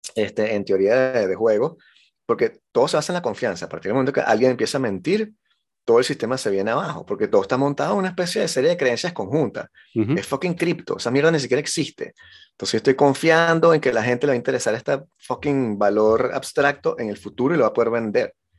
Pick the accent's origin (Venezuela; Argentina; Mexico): Venezuela; yo vengo de Venezuela